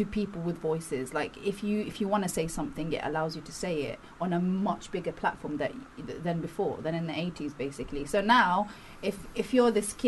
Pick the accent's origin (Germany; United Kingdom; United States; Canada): United Kingdom; London; also born or lived in Devon; I was born in Devon, man, and I grew up in South London